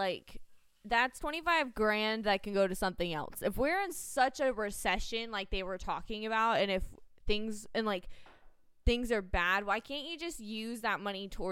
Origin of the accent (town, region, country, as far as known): United States